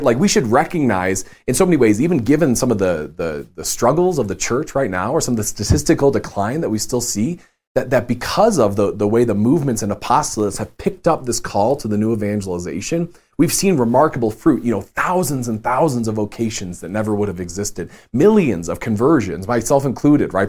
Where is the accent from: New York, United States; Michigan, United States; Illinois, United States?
Illinois, United States; Chicago; moved away; I'm from Chicago